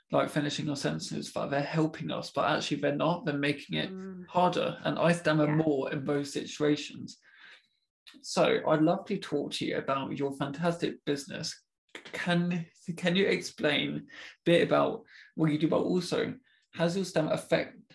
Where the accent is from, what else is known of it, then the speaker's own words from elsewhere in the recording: United Kingdom; Being very British, like, what platform do I go to?